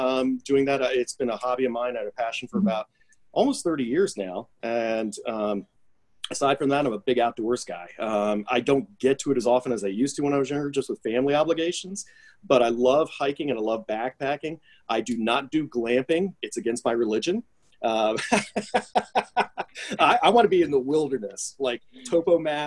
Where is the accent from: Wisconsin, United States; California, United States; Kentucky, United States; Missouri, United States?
Kentucky, United States; Louisville; my hometown community here